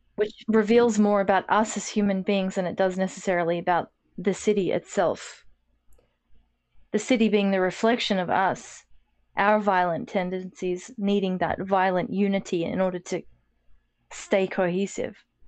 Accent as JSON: {"language": "English", "country": "Australia"}